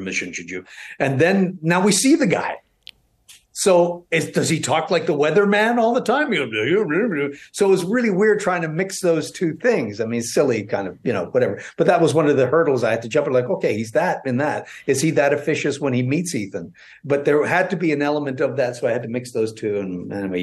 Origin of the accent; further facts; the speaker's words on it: Toronto, Ontario, Canada; I'm from West Toronto.